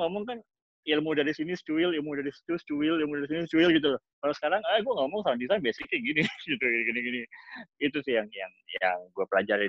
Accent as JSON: {"language": "Indonesian", "country": "Indonesia", "moved": "yes", "lives_now": "Los Angeles, United States", "said": "kita dari Indonesia"}